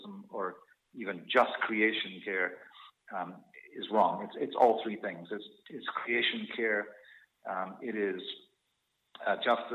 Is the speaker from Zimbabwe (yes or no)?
yes; Zimbabwe; moved away as an adult; also born or lived in South Africa / Scotland; now in Canada; I grew up in Rhodesia, which is now Zimbabwe, and then I went to university in South Africa, where there was apartheid.